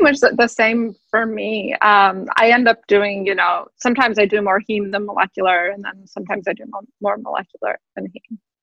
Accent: Tehran, Tehran Province, Iran; moved away; also born or lived in Houston; I'm from Tehran, which is similar to New York, but not in the U.S.

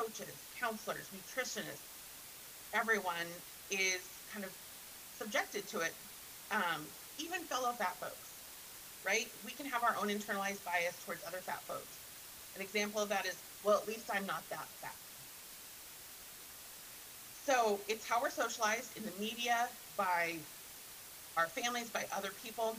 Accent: Montana, United States; I grew up in Montana

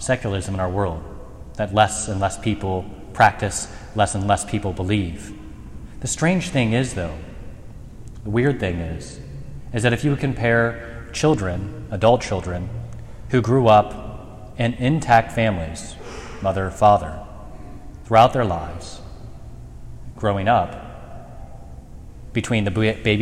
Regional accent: Mercer County, Ohio, United States; ministering in Shelby County and growing up in Mercer County

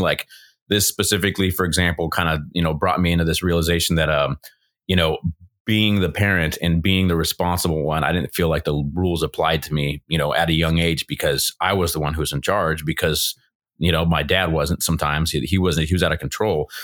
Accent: Southern California, United States; from California, born and raised Southern California

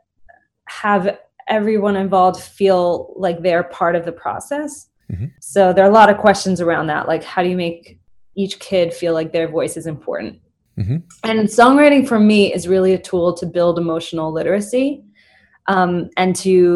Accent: New York City, New York, United States; also born or lived in London; I grew up in Brooklyn, New York

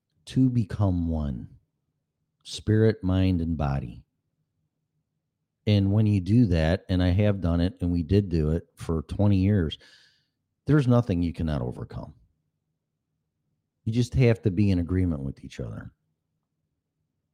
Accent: Illinois, United States; moved away as an adult; now in Florida, United States; people that I grew up with in Illinois

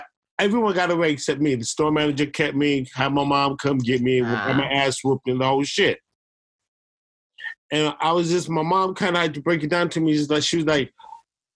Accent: Oakland, California, United States; accent: East Coast; Three boys who grew up in the Bay Area, all through the Bay Area, like, the majority of our time, our earliest roots were in Oakland, East Oakland

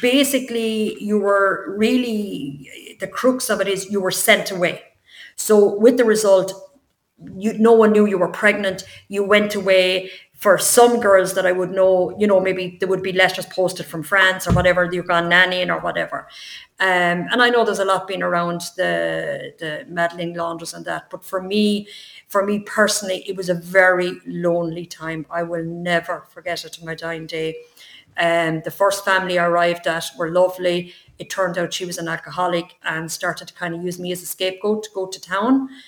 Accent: Tipperary, Munster, Ireland; also born or lived in London; I'm from Tipperary.

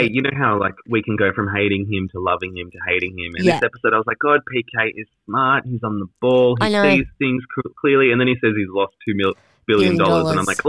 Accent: Australia; being Australian

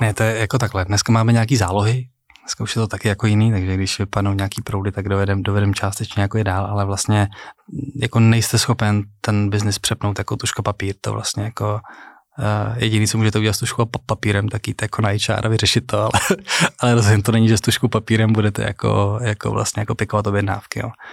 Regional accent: Prague, Czechia; já jsem z Prahy. Uh, žil jsem na Chodově, narodil jsem se jako v Krči

